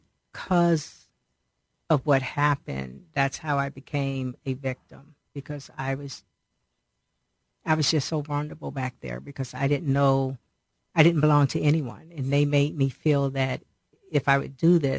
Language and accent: English; Cleveland, Ohio, United States; also born or lived in Akron, Ohio; I was born in Akron, apparently when I was about 2.5 years old, we moved to Cleveland because my dad's job transferred to Cleveland